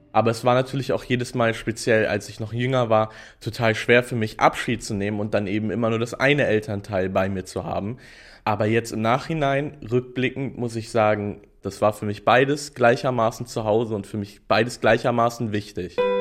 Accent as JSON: {"language": "German", "region": "Hamburg", "country": "Germany", "tie": "born or raised there", "also_born_or_lived": "Berlin", "said": "Im Wesentlichen aufgewachsen bin ich in den Walddörfern bei meiner Mutter. Das ist eine sehr idyllische, sehr grüne, schöne Gegend von Hamburg"}